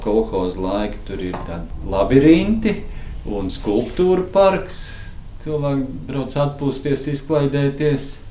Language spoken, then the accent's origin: Latvian; Valmiera, Vidzeme, Latvia; Mēs esam uh, Valmjerā šķiedras bērni